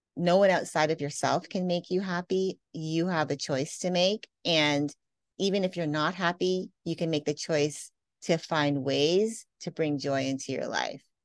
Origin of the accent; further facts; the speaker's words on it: Canada; moved away; also born or lived in Las Vegas; I grew up in Canada.